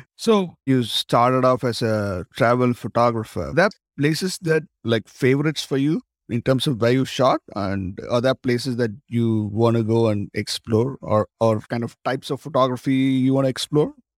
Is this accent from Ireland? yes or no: no; Tamil Nadu, India; I come from South India, actually. I come from Tamil Nadu